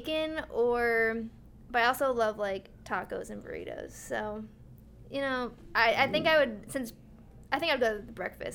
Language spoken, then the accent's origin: English; Glastonbury, Connecticut, United States; also born or lived in Oregon / New Mexico / Iowa; I'm from Glastonbury, Connecticut, and I went to school at Glastonbury High School